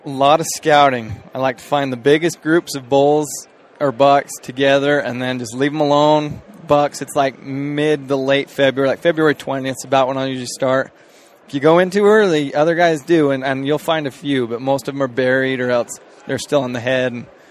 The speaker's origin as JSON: {"language": "English", "town": "Cleveland", "region": "Utah", "country": "United States", "said": "I'm from from Cleveland, Utah. So really small town."}